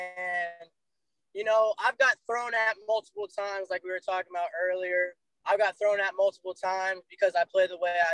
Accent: Jacksonville, Florida, United States; I'm from Jacksonville, Florida

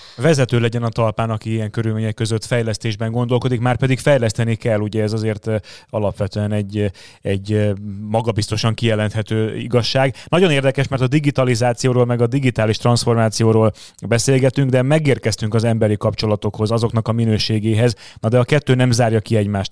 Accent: Hungary; moved away; also born or lived in Budapest agglomeration; vidéken nőttem fel

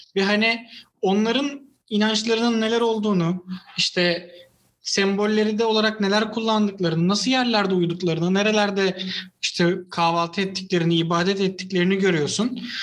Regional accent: Istanbul, Turkey; Bir İstanbullu olarak

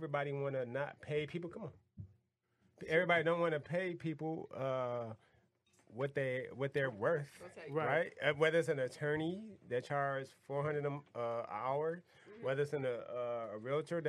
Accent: Michigan, United States; if we're from Michigan

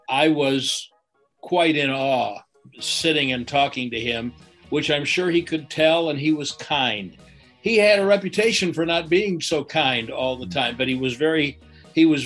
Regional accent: Chicago, Illinois, United States; when I was growing up in Chicago, they did radio shows in the in the evening where they would have the sports stars on the radio

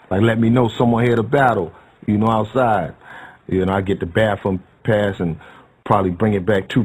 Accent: New York City, New York, United States; Growing up in Bed-Stuy, Brooklyn

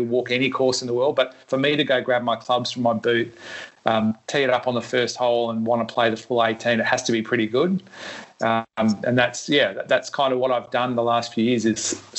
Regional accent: Melbourne, Victoria, Australia; I grew up playing in Melbourne. I was a caddy at Royal Melbourne when I was very young

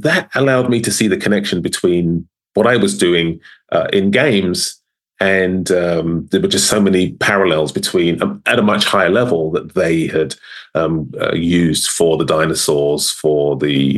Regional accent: London, United Kingdom; moved away; born and raised in London, South London

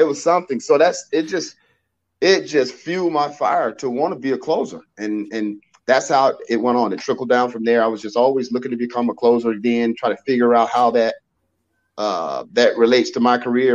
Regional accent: Avon Park, Florida, United States; my hometown, my little hometown in Avon Park, Florida

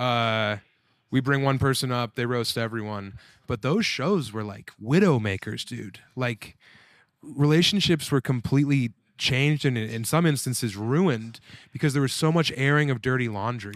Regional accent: Colorado, United States; I'm from Colorado

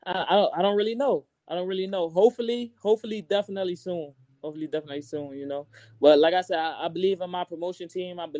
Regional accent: Brooklyn, New York, United States; I'm from Brooklyn.

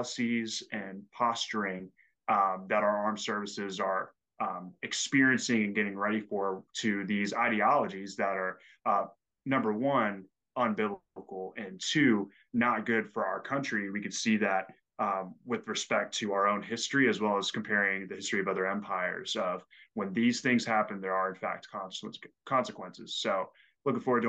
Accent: northern Louisiana, United States; I grew up in Louisiana, and that would, but in the northern section

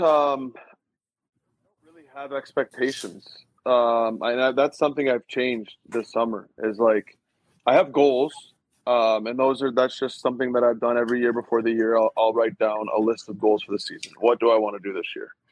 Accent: Michigan, United States; I'm from Michigan

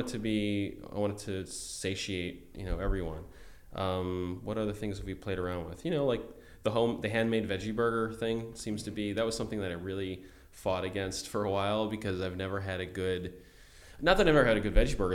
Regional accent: Buffalo, New York, United States; I'm from Buffalo

